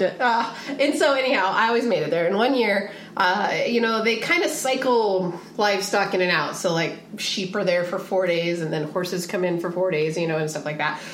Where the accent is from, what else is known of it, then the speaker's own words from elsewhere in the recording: Pacific Northwest, United States; also born or lived in Pismo Beach, California; now in San Diego, United States; I grew up in the Pacific Northwest, but then I also grew up in the northern part of Central California, or okay. sorry, the southern part of Central California, uh-huh. and so like Pismo Beach area.